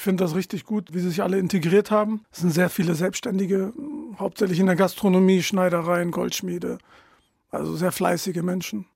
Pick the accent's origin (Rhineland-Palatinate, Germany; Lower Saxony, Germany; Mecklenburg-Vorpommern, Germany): Lower Saxony, Germany; Delmenhorst; moved away as an adult; also born or lived in Bremen; now in Ritterhude, Germany; ich bin in Delmos geboren. In Delmos geboren und aufgewachsen